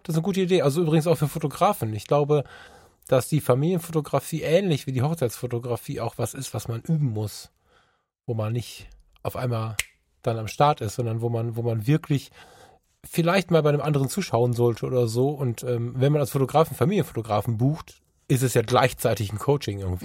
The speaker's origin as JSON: {"language": "German", "town": "Düsseldorf", "region": "North Rhine-Westphalia", "country": "Germany", "said": "Ich als Düsseldorfer"}